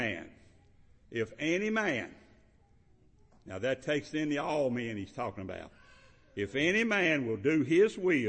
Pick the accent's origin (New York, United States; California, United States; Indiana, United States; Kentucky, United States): Kentucky, United States; I'm from Kentucky